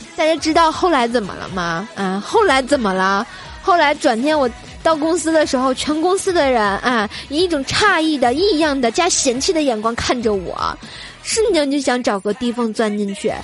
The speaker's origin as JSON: {"language": "Chinese", "region": "Tianjin", "country": "China", "said": "然后我们天津人就说啊"}